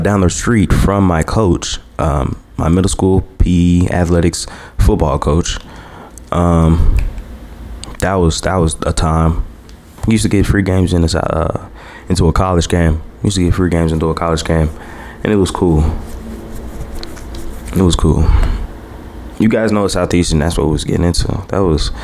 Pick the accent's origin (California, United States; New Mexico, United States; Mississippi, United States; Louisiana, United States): Louisiana, United States; Hammond; I came from Hammond